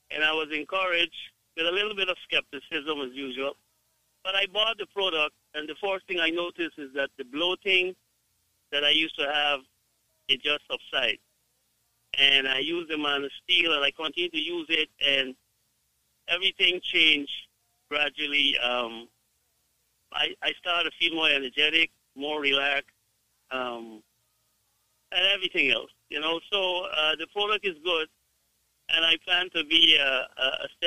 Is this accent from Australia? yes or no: no; Guyana; I am from Guyana